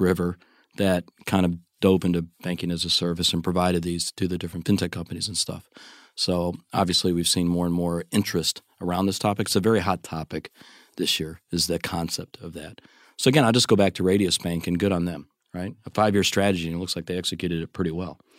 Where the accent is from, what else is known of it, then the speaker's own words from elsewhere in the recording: United States; the American in the room